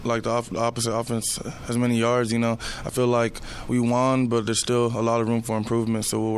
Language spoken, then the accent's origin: English; Houston, Texas, United States; I grew up in Houston